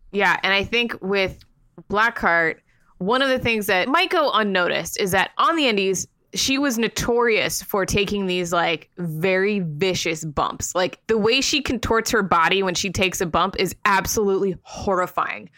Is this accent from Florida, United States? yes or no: yes; Sarasota, Florida, United States; moved away; also born or lived in Tampa; I love my hometown. I grew up in Sarasota